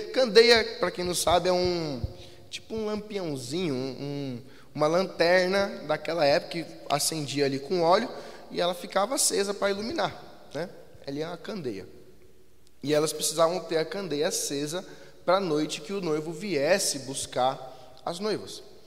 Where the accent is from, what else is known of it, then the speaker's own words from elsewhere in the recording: Jandira, São Paulo, Brazil; a cidade de Jandira, que é da onde nós viemos